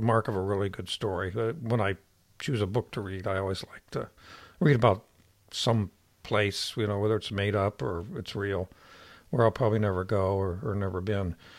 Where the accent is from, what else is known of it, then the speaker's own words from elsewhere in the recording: Ohio, United States; moved away; I'm from Ohio